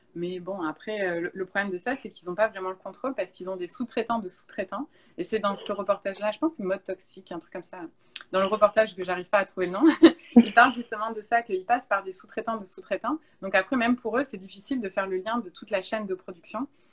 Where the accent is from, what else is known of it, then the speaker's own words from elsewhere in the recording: Bordeaux, Nouvelle-Aquitaine, France; moved away as an adult; now in Montreal, Canada; en France, je viens de Bordeaux